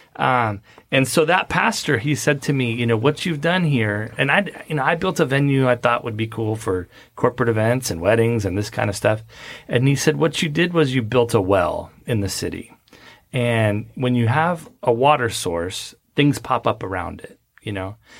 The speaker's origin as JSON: {"language": "English", "region": "Southern California", "country": "United States", "tie": "born or raised there", "also_born_or_lived": "Las Vegas", "moved": "as an adult", "lives_now": "Frisco, United States", "said": "I grew up in Southern California"}